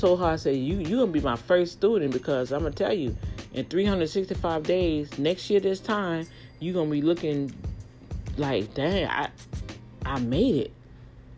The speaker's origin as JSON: {"language": "English", "town": "New Orleans", "region": "Louisiana", "country": "United States", "tie": "born or raised there", "moved": "yes", "lives_now": "Texas, United States", "said": "my hometown, New Orleans"}